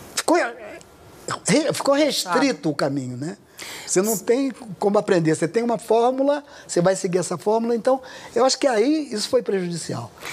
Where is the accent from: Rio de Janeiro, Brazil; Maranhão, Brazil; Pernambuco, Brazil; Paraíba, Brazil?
Rio de Janeiro, Brazil; eu nasci no Irajá, subúrbio rural na época que eu que eu nasci, é, até 26 anos de idade morei no Irajá